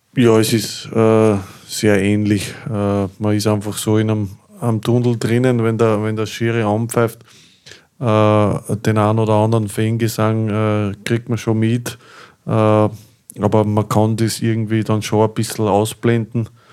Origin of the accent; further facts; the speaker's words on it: Linz, Upper Austria, Austria; für mich als, als gebürtigen Linzer